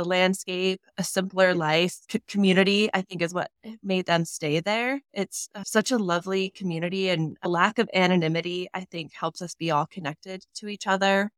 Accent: Sheridan, Wyoming, United States; I was born in Sheridan and raised there

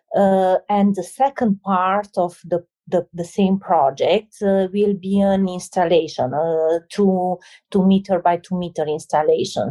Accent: Romania; moved away; I'm coming from Romania, a place with uh, a lot of hardship

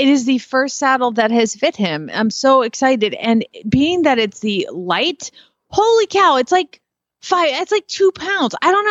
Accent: Arizona, United States; and I'm from Arizona.

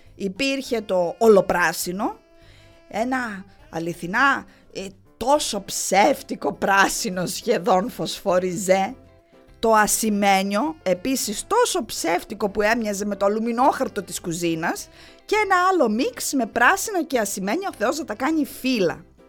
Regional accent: Heraklion, Crete, Greece; γεννήθηκα και μεγάλωσα στο Ηράκλειο

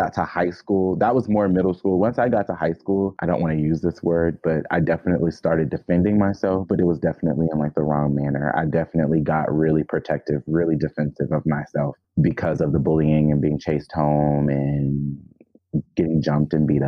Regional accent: Jackson, Georgia, United States; also born or lived in Gwinnett; I technically grew up as a child in Atlanta, Georgia. Well, not Atlanta, Georgia, but Georgia. It was a little town called Jackson, Georgia.

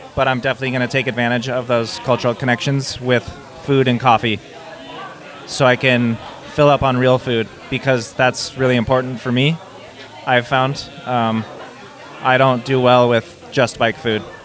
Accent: Bend, Oregon, United States; I am from Bend, Oregon.

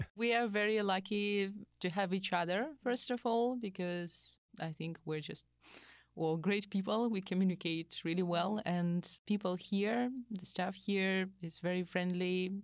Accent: Saint Petersburg, Russia; moved away as an adult; now in Ohio, United States; I'm from Russia, Saint Petersburg, and I'm teaching you Russian here

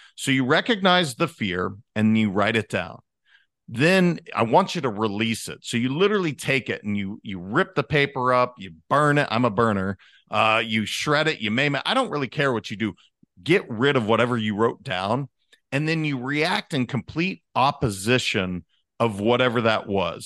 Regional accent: Montana, United States; I'm a kid from Montana.

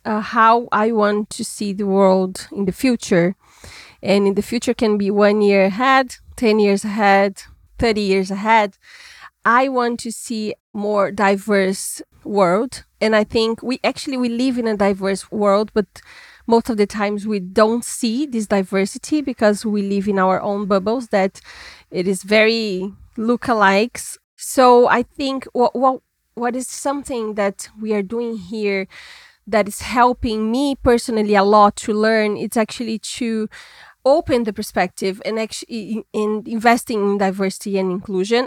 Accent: Minas Gerais, Brazil; now in São Paulo, Brazil; I was born in Minas Gerais, which is another state in Brazil

